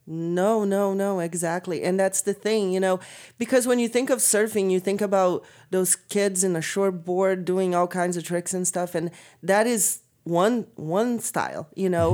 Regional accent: Brazil; moved away; also born or lived in California; I'm forty-three, so, and I'm from Brazil

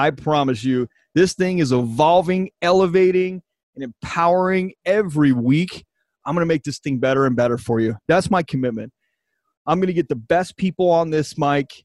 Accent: Baltimore, Maryland, United States; my hometown, Baltimore, Maryland

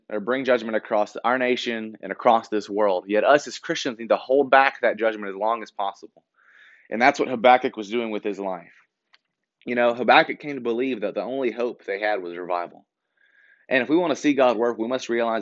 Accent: Shelbyville, Tennessee, United States; I'm from Shelbyville in the Bedford County area

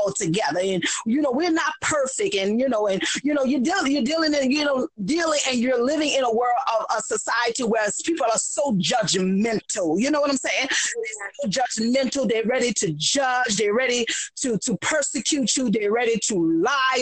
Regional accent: New Orleans, Louisiana, United States; now in Harvey, United States; born and raised in New Orleans

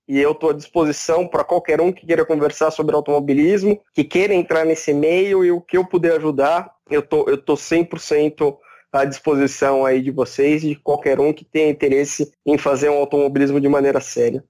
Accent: Ribeirão Preto, São Paulo, Brazil; eu sou de Ribeirão Preto, moro em Ribeirão Preto

